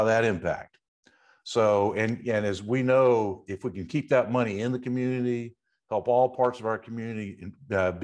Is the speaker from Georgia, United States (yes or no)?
yes; Macon, Georgia, United States; moved away as an adult; Well, I'm from Macon. My great-grandfather has started with his grocery